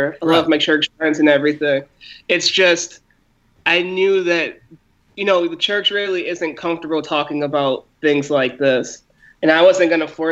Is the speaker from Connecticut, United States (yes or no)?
yes; Waterbury, Connecticut, United States; I'm from Connecticut, Waterbury, Connecticut